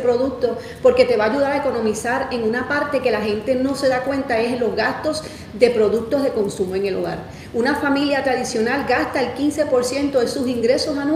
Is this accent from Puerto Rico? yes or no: yes; Puerto Rico; moved away as an adult; now in United States; mi esposo y yo ya llevamos 10 años acá en la Florida, este, llegamos desde Puerto Rico